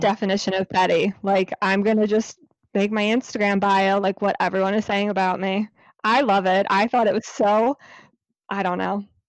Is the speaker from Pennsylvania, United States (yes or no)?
no; New Jersey, United States; I'm in New Jersey, and Lex is in New York, but we went to, um, grade school together, and then we went to high school together